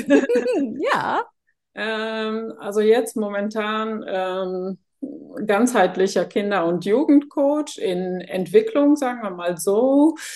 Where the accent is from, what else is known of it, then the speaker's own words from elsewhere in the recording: Netherlands; German is a second language; now in Germany; ich bin ja gebürtige Niederländerin